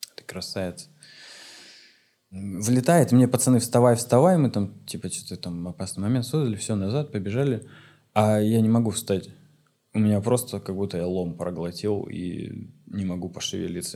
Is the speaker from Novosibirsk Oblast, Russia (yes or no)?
no; Omsk, Omsk Oblast, Russia; moved away; also born or lived in Saint Petersburg; я вернулся в Омск, в родной город Омск